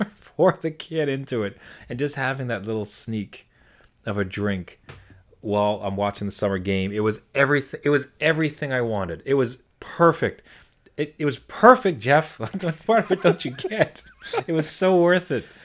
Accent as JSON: {"language": "English", "town": "Ottawa", "region": "Ontario", "country": "Canada", "tie": "born or raised there", "moved": "yes", "said": "my hometown of Ottawa"}